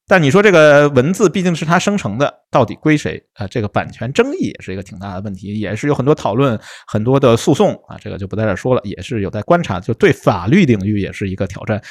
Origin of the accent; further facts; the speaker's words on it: Beijing, China; 那你不用我们北京话